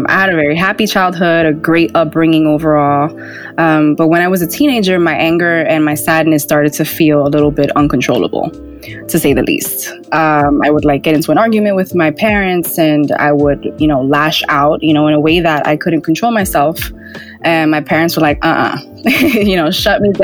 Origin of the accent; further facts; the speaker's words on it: New York City, New York, United States; I grew up in Washington Heights, New York City